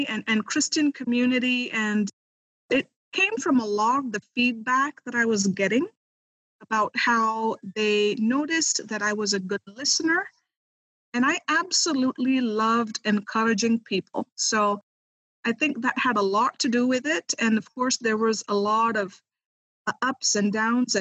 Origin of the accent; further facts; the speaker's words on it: India; moved away as an adult; now in United States; I am originally from India. I am a missionary kid. My parents still are missionaries in India